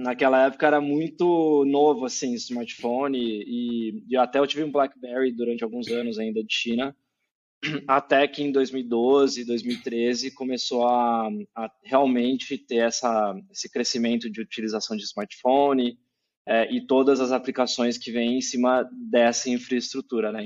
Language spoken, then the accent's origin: Portuguese; Campinas, São Paulo, Brazil; moved away as an adult; now in São Paulo, Brazil; Eu tô aqui em São Paulo agora, mas eu sou de Campinas, interior de São Paulo. É, cresci lá, né? Dos, até os 18 anos eu morei em Campinas